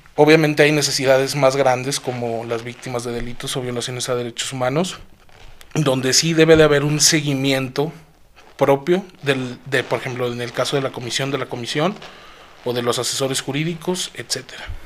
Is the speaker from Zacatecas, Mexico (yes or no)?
yes; Zacatecas, Mexico; soy orgullosamente capitalino de este magnífico estado